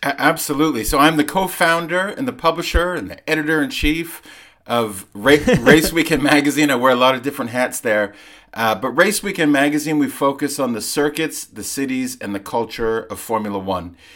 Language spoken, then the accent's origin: English; Vancouver, British Columbia, Canada; moved away as an adult; also born or lived in London, United Kingdom; So I lived, I grew up in Vancouver, but I lived in London uh, from when I was 19 till I was in my mid 30s